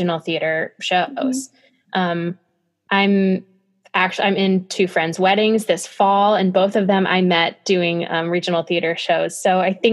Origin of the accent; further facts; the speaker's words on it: Lakewood, Ohio, United States; I grew up in Lakewood, Ohio, which is right outside of Cleveland.